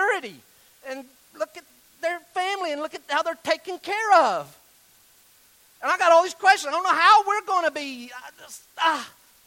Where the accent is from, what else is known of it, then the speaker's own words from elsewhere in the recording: Weaverville, North Carolina, United States; I'm from Western North Carolina